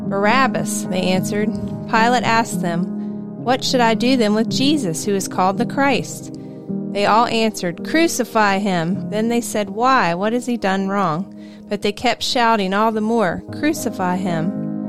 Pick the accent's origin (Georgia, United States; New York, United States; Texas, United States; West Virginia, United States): West Virginia, United States; Morgantown; Since I grew up in Morgantown and attended WVU, I have attended many WVU games in my life.